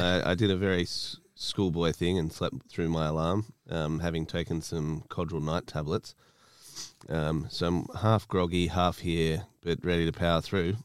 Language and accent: English; Australia; moved away as an adult; now in United Kingdom; My family's Italian. I grew up in Australia.